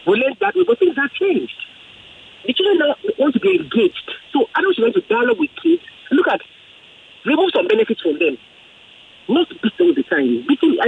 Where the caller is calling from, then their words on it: Ogudu, Lagos, Nigeria; I'm calling from Ogudu.